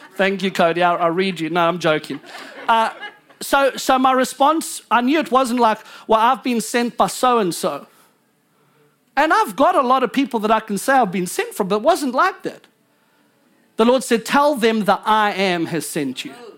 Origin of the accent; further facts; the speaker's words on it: South Africa; now in United States; I'm American, but I was born in South Africa